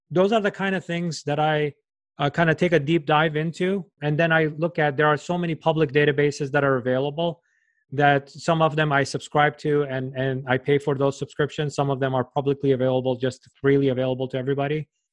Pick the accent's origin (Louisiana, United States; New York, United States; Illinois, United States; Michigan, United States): New York, United States; I'm from New York